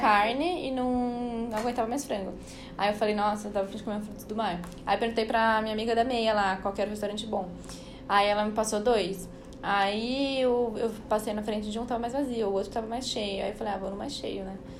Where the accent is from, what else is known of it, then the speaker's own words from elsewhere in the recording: São Paulo, Brazil; eu sou de São Paulo